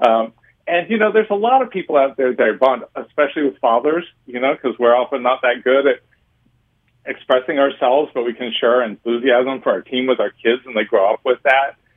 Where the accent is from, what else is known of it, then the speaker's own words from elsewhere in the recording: San Diego, California, United States; now in San Francisco Bay Area, United States; I'm from San Diego, and now I live in the Bay